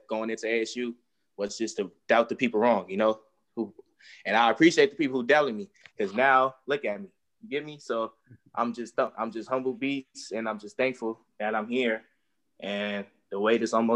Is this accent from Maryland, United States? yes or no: no; California, United States; I'm from California too